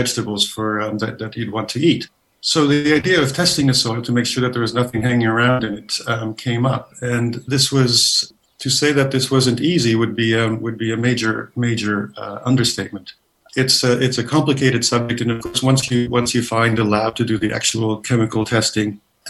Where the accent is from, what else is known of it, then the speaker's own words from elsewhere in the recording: Canada; moved away as an adult; now in London, United Kingdom; I'm Canadian, not from the south of us. I moved to the UK about 20 odd years ago